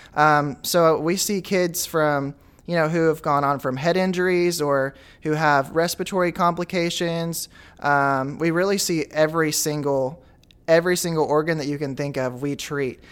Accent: Goose Ferry, Arkansas, United States; also born or lived in Wooster, Arkansas; I'm originally from Goose Ferry, Arkansas. Now I live in Wooster.

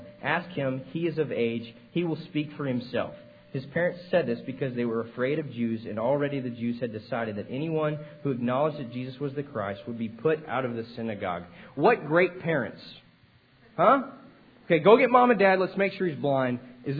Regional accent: Texas, United States; I was like, no, man, I'm from Texas. I'm sorry.

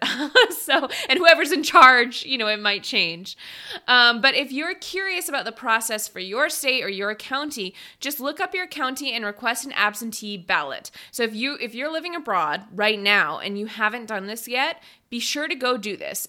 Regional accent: just outside Seattle, Washington, United States; moved away as an adult; also born or lived in China; I am from Washington State. I grew up just outside Seattle

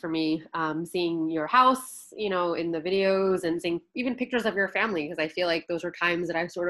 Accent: Miami, Florida, United States; now in New York, United States; I am in New York right now, but I also grew up in Miami

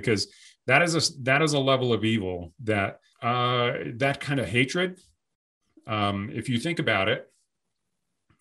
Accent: United States; an American man, a veteran

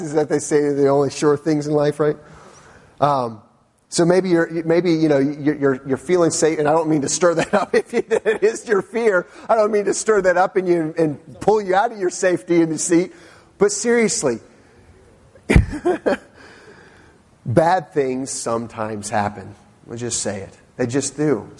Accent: Northern Virginia, United States; I've always lived in the Northern Virginia area

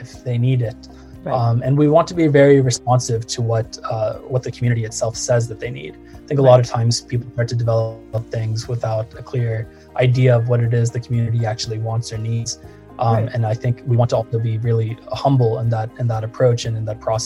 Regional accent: Morristown, Tennessee, United States; grew up in a small town in East Tennessee in Morristown, went to an Episcopal school for 9 years

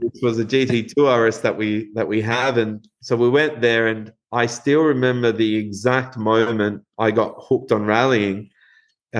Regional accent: Uruguay; moved away as an adult; now in Western Australia, Australia; grown up in Uruguay, uh, we we grew up watching rallying in Uruguay

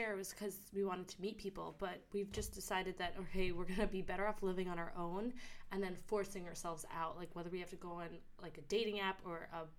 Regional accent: New York City, New York, United States; moved away as an adult; now in Melbourne, Australia; We're two girls from New York City

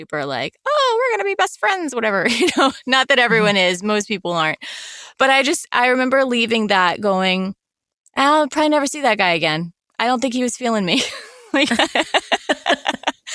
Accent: the Carolinas, the South, United States; moved away; I grew up in the South, I grew up in the Carolinas.

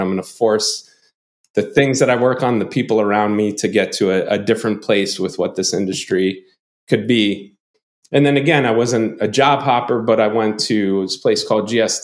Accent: North Babylon, New York, United States; I grew up in a town called North Babylon. It's in Long Island

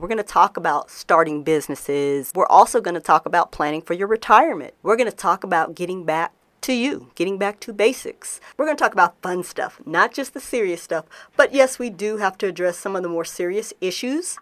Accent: Denver, Colorado, United States; moved away; I'm recording in Denver, Colorado. I'm actually back in my hometown again

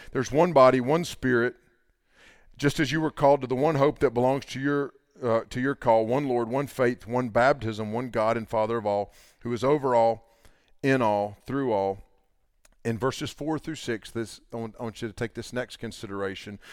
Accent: the Bible Belt, United States; there's a bunch of us from the Bible Belt

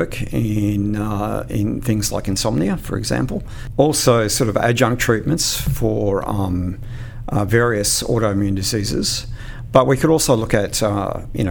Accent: Queensland, Australia; I'm a Queenslander.

